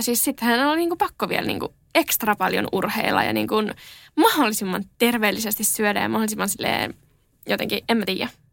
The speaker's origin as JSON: {"language": "Finnish", "town": "Helsinki", "region": "Uusimaa", "country": "Finland", "tie": "born or raised there", "said": "olen asunut aina Helsingissä"}